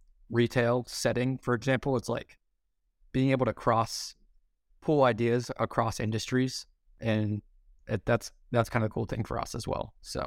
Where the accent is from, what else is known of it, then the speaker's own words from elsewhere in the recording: Ohio, United States; Because growing up in Central Ohio, it's like, obviously there's a huge population of hunters around me